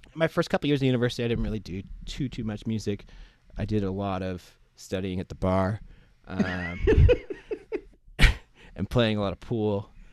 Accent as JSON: {"language": "English", "town": "Ottawa", "region": "Ontario", "country": "Canada", "tie": "born or raised there", "moved": "as an adult", "lives_now": "Nova Scotia, Canada", "said": "I'm originally from Ottawa, Ontario, so mm-hmm. it's like in between Montreal and Toronto. Mm-hmm and uh, yeah, I, w- I lived there like until I was 18. Went through elementary school and high school and stuff there."}